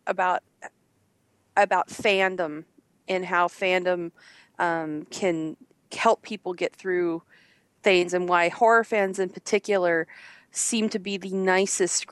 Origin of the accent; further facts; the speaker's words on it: Midwest, United States; we're all from the Midwest. And living there and going through high school in the late 80s and 90s